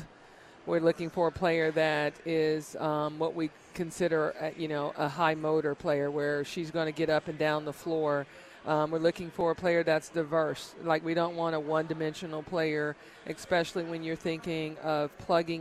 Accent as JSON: {"language": "English", "region": "Tennessee", "country": "United States", "tie": "born or raised there", "said": "I grew up in Tennessee."}